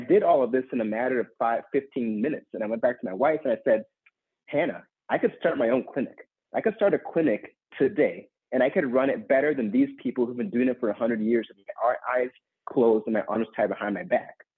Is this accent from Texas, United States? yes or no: no; Minneapolis, Minnesota, United States; in my home state of Minnesota and Minneapolis